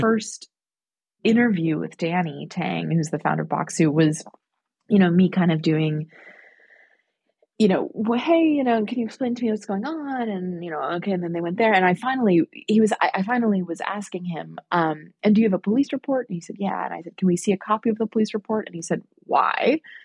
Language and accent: English; New York, United States; I'm from New York